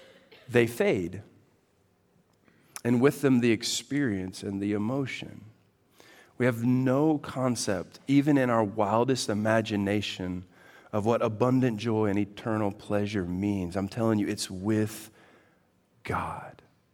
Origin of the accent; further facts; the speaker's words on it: Texas, United States; I come in from Texas.